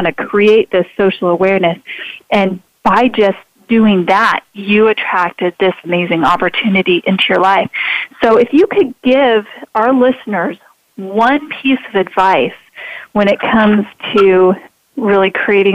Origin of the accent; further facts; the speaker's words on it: Idaho, United States; I'm a girl from Idaho. I live in a town still of less than 5,000